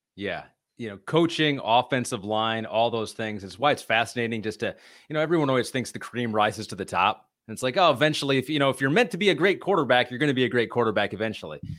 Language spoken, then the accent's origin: English; Michigan, United States; moved away; growing up in Michigan, where we basically live on fast food